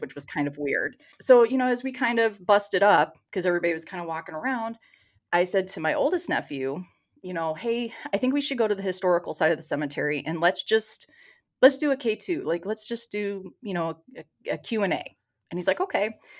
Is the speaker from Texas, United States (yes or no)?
yes; Texas, United States; accent: Michigan; moved away as an adult; also born or lived in Michigan; now in Detroit, United States; when I was about seven or eight years old, we moved to Texas. So, I grew up in Texas